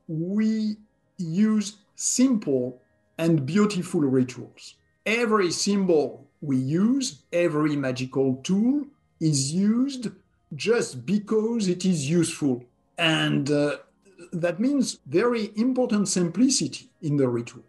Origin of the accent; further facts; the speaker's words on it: southwest France, France; was born and raised in France, in the country southwest of France